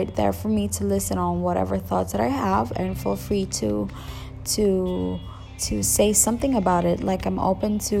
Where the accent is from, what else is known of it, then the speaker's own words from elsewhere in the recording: Philippines; accent: Filipino; English is a second language; I'm from the Philippines, by the way, so don't expect my English to be grammatically correct. Also, my accent might be a little bit of that Filipino or Asian accent, and that's because it's not my first language.